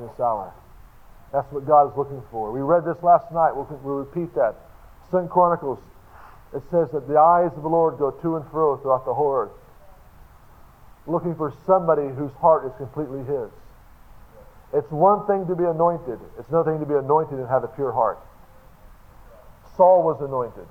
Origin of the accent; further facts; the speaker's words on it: Tulsa, Oklahoma, United States; I'm from Tulsa, Oklahoma